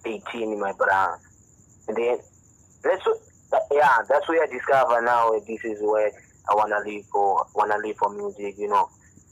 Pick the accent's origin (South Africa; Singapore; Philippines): South Africa; Mahikeng, North West; also born or lived in Kimberley; now in Douglas, South Africa; I grew up in Mafikeng, you know, and then later on I come in Kimberley. After that, I think I come here in Taglass